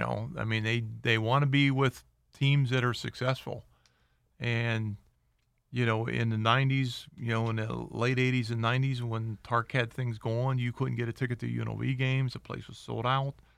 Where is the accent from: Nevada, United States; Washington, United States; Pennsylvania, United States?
Pennsylvania, United States; Pittsburgh; now in Las Vegas, United States; my hometown, Pittsburgh